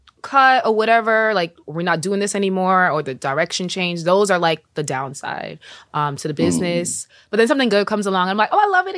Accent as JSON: {"language": "English", "region": "New York", "country": "United States", "tie": "born or raised there", "said": "I am Jamaican and from New York."}